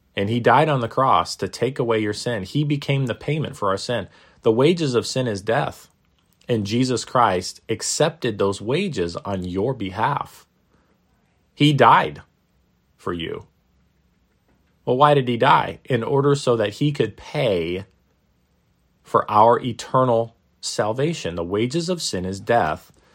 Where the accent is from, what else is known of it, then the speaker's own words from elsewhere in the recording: Maine, United States; When I was a little kid growing up in Maine, uh, in the northeastern United States